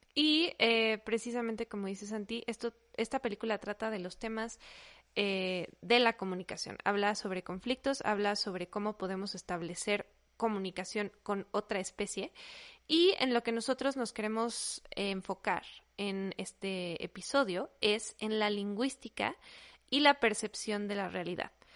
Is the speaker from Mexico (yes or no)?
yes; Mexico; first language Spanish; somos mexicanos, nuestro idioma natal es español